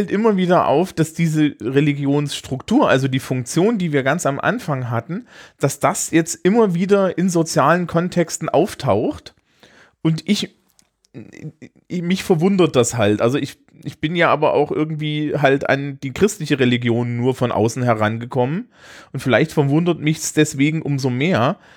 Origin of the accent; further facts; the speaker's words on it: East Germany, Germany; ich, ich hab ein Marx-Seminar gemacht, ja, als Ossi.